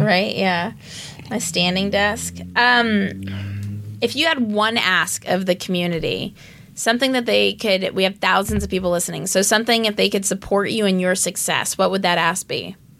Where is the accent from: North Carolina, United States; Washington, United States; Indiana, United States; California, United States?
California, United States; Los Angeles; That's where I grew up. I grew up in Westwood.